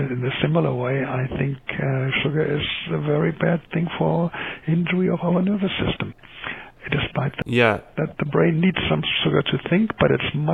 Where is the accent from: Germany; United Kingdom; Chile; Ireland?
Germany; accent: German; English is a second language; moved away as an adult; also born or lived in Calgary, Canada; now in Vancouver, Canada; I'm an MD in the German system. Now I gave my nationality away, which is clear in my accent